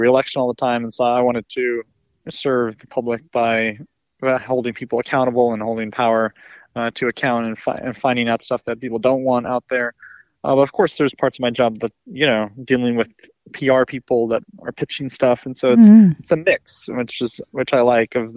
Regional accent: the Berkshires, Massachusetts, United States; now in Washington, D.C., United States; I grew up in the Berkshires in a small town of 7,000 people

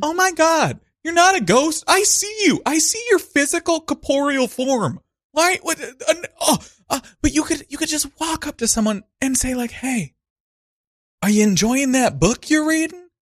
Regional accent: Montana, United States; moved away as an adult; also born or lived in Missoula, Montana / Lewistown, Montana; now in New York City, United States; I grew up in the classic pipeline to New York City, Montana

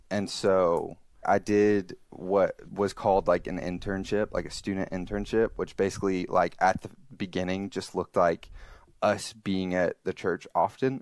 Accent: Alabama, United States; now in Columbus, United States; I'm originally from Alabama, now currently live in Columbus, Ohio.

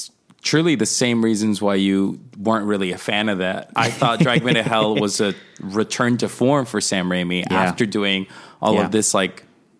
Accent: Colombia; also born or lived in New York; now in Los Angeles, United States; I'm from South America. I'm from Colombia.

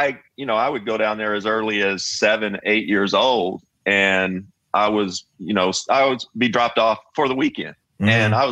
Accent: Kentucky, United States; growing up in Kentucky.

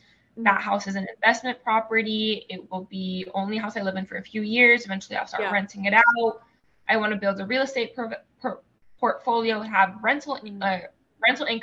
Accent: United States; first language Spanish; English is a second language; I'm not an immigrant. I was born here. I'm a first generation American. Spanish is my first language. So not a native English speaker

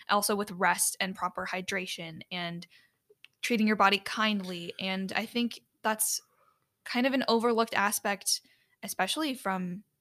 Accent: Chicago, Illinois, United States; originated in my hometown area in the Chicago area.

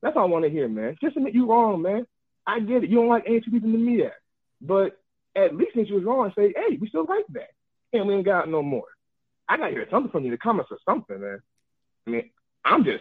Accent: Greensboro, North Carolina, United States; I'm from Greensboro

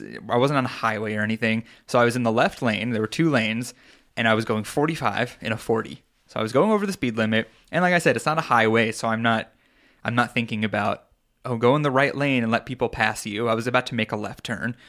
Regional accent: Long Island, New York, United States; moved away; I'm from Long Island.

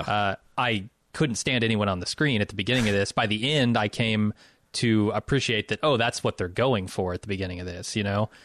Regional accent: Midwest, United States; also born or lived in Chicago; I'm from the Midwest

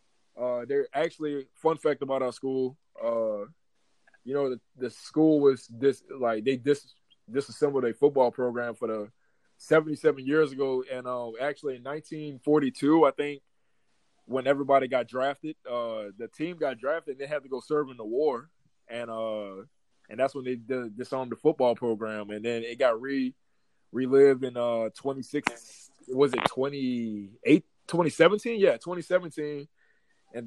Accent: Destrehan, Louisiana, United States; moved away as an adult; also born or lived in Utah; So I'm originally from New Orleans, Louisiana, from actually it's Destrehan, 20 minutes outside of New Orleans, the New Orleans area. Graduated from Destrehan High School.

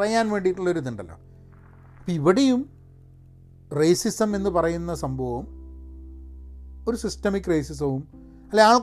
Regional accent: Dubai, United Arab Emirates; ഞാൻ ദുബായിൽ വളർന്നതാണ് പിന്നെ ദുബായിൽ ജോലി എടുക്കുകയാണ്

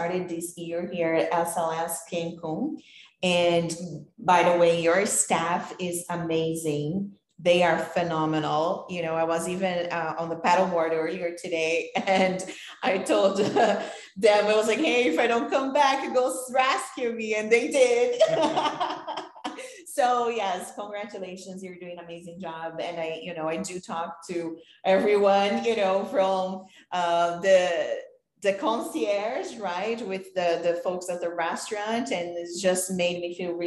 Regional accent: Brazil; moved away as an adult; now in United States; Because I'm from Brazil, I'm in the US, I've been there for 15 years now.

